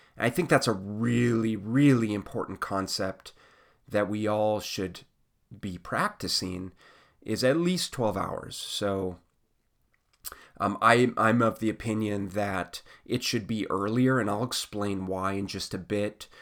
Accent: United States

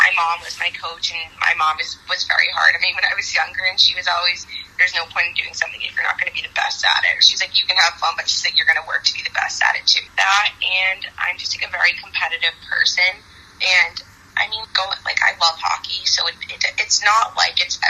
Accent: Boston, Massachusetts, United States; I grew up in Boston

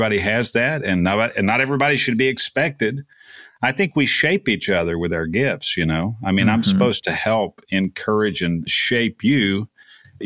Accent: Texas Gulf Coast, United States; I was raised on the Texas Gulf Coast

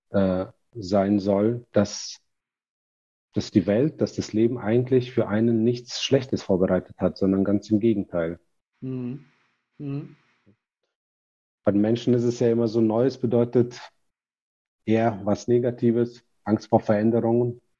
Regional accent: Kazakhstan; now in Germany; Und äh, mein äh, Vater zum Beispiel, wir sind äh, aus Kasachstan nach Deutschland gekommen.

